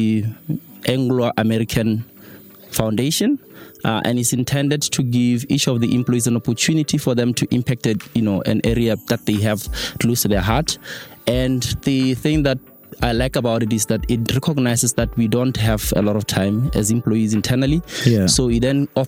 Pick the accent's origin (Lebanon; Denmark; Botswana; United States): Botswana; moved away; I come from Mzimutlhabe.